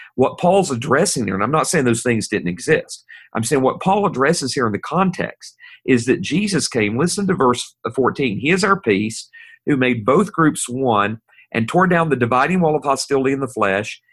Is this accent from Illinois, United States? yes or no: no; East Tennessee, United States; I'm from Tennessee, and I'm from East Tennessee. I'm a hillbilly from up in that area